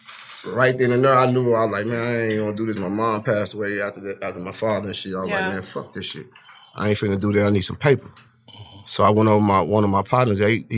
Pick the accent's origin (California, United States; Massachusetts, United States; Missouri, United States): Missouri, United States; St. Louis; growing up in St. Louis in the area where motherfuckers die every other day